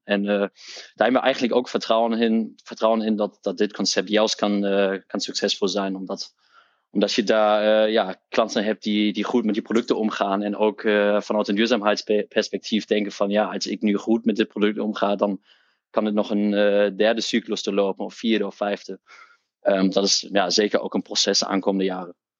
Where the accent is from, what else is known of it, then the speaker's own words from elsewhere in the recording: Hamburg, Germany; Dutch is a second language; moved away as an adult; now in Netherlands; ik ben opgegroeid in Duitsland, in Hamburg, in het noorden van Duitsland.